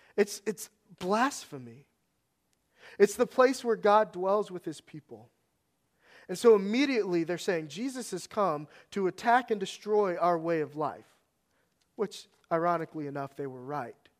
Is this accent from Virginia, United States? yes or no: yes; Northern Virginia, United States; moved away; I grew up in Northern Virginia.